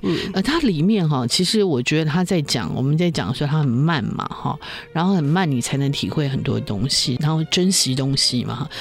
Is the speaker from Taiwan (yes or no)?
yes; Taiwan; 我们台湾人